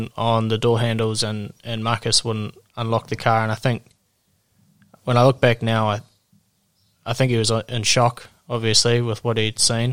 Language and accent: English; New Zealand; I am a Kiwi from New Zealand